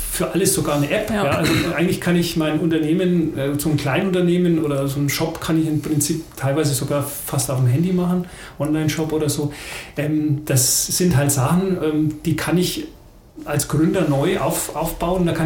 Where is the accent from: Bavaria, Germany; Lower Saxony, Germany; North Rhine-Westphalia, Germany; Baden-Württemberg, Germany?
Bavaria, Germany; Aresing; ich komme ja aus Aresing ähm, bei Schopenhausen, da haben wir die Bauer AG.